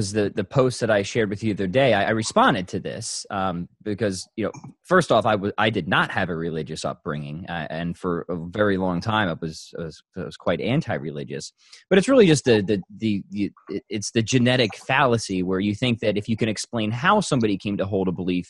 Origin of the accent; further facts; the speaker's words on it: United States; I was brought up in America